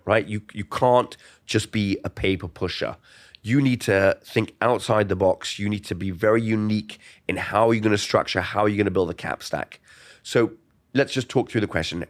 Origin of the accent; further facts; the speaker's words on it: London, United Kingdom; moved away as an adult; also born or lived in New York / Miami; I grew up in Golders Green, London